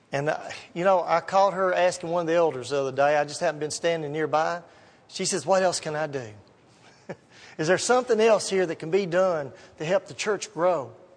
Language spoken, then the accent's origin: English; Gallatin, Tennessee, United States; I grew up down in Gallatin.